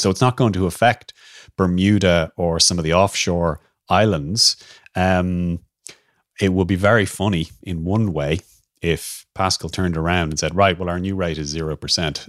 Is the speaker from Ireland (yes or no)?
yes; Ireland